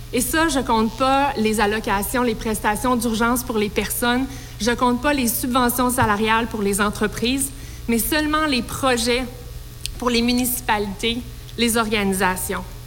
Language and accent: French; Quebec, Canada; Je suis la première québécoise à avoir jamais occupé le poste de ministre de l'Agriculture